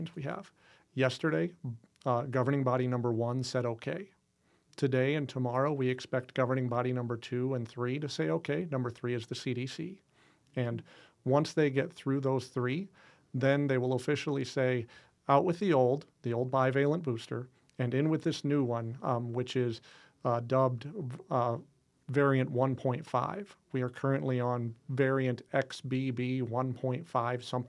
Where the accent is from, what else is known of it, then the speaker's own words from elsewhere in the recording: Midwest, United States; I grew up here in the Midwest